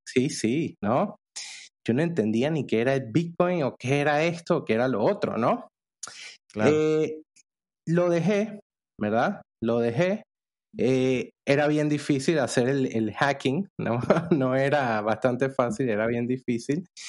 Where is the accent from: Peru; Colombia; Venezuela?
Venezuela; moved away as an adult; now in Panama; yo soy venezolano